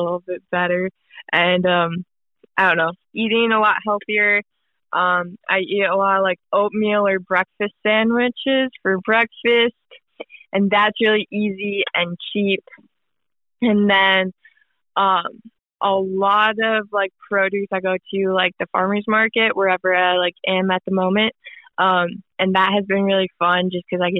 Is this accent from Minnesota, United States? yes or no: yes; Minnesota, United States; moved away as an adult; also born or lived in Utah; I'm from Minnesota. I went to Utah for college